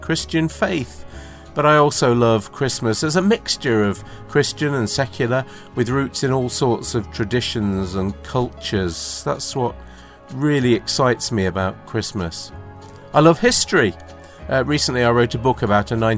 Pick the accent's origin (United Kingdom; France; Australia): United Kingdom; I'm British